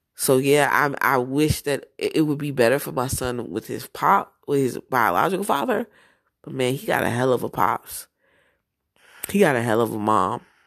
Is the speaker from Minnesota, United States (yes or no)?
no; New Jersey, United States; moved away; also born or lived in Georgia / Florida; I'm from Jersey